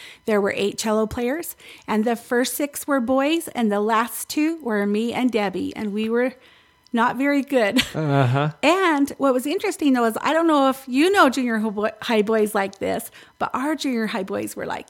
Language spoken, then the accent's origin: English; Winslow, Arizona, United States; growing up in Winslow, Arizona